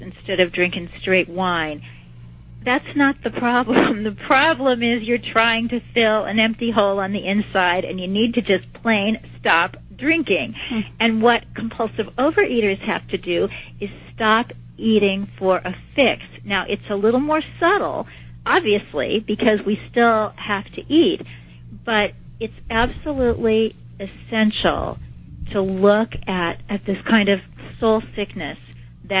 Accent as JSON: {"language": "English", "town": "Kansas City", "region": "Missouri", "country": "United States", "tie": "born or raised there", "said": "I was taking some college classes in my hometown of Kansas City"}